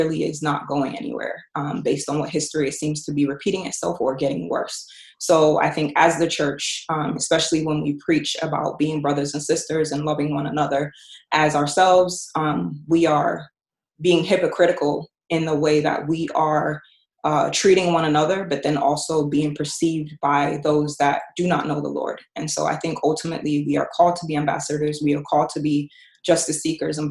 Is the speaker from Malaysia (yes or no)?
no; London, United Kingdom; I was born and raised in London, England. So I'm British